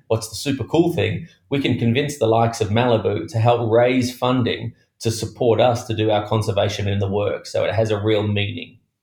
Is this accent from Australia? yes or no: yes; Australia; Being an Australian